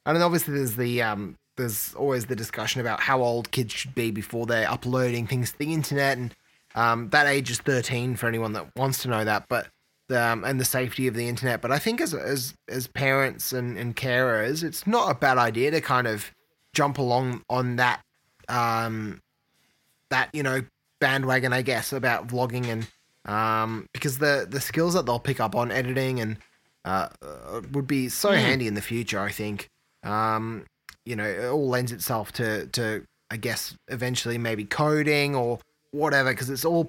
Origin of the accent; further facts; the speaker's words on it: Australia; And being Australian too, I think we'll see that happen.